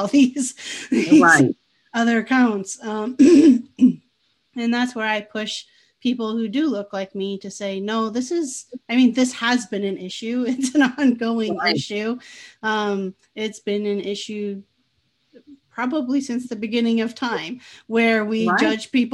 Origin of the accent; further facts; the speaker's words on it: United States; at the time I grew up in the US